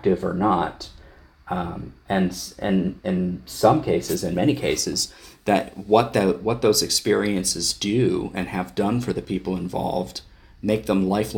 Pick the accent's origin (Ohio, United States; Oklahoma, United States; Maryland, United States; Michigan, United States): Ohio, United States; Wayne County; moved away; I'm originally from Northeastern Ohio, actually born and raised in Wayne County, Ohio